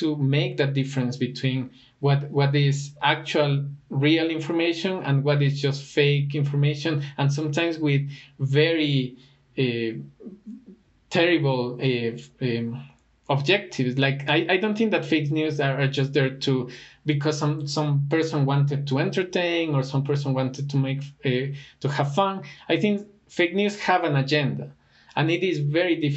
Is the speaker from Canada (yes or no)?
no; Ecuador; Ecuador is one of my favorite destinations as well, even though it is my home country